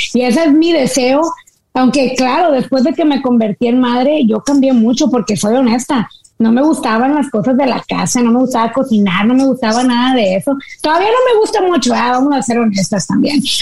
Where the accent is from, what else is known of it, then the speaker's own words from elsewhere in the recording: Monterrey, Nuevo León, Mexico; yo soy del norte de México